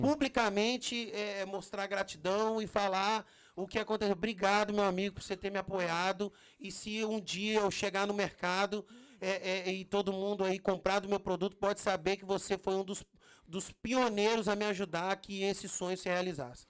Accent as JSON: {"language": "Portuguese", "region": "Espírito Santo", "country": "Brazil", "tie": "born or raised there", "also_born_or_lived": "Brasília, Brazil", "moved": "as an adult", "lives_now": "United States", "said": "eu nasci no, no, em Brasília, mas fui criado no Espírito Santo"}